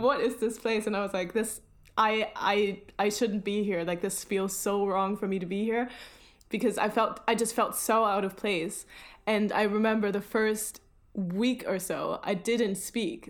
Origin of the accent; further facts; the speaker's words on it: Germany; now in London, United Kingdom; usually in Germany, everybody would be like, "Where are you from?" and I would be like, "I am from here.